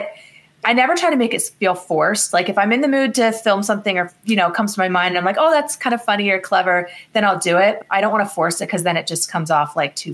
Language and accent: English; Meadville, Pennsylvania, United States; my hometown, which is Meadville, Pennsylvania, is that the zipper was founded in my town